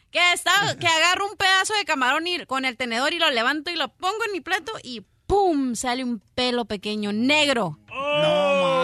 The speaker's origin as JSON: {"language": "Spanish", "country": "Mexico", "said": "es parte de nuestra cultura como mexicanos. Yo ah. hablo como mexicana"}